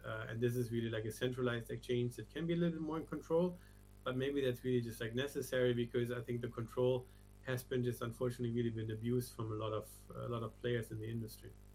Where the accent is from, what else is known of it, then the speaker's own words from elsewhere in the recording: Germany; moved away as an adult; also born or lived in Asia / Hong Kong / London; I you know was usually born and born and raised in Germany. Left something like 25 years ago